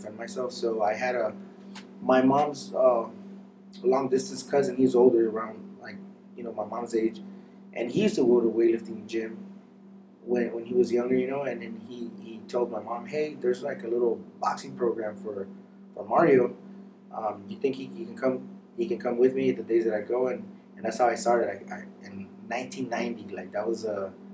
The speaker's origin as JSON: {"language": "English", "town": "Santa Ana", "region": "California", "country": "United States", "tie": "born or raised there", "said": "I grew up in Santa Ana in the 90s"}